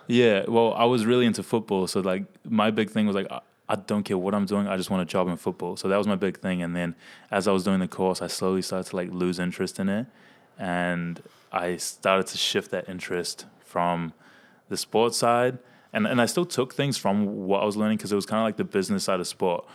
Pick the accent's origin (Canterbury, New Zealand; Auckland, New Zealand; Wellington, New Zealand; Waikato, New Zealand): Waikato, New Zealand; Hamilton; I'm from Hamilton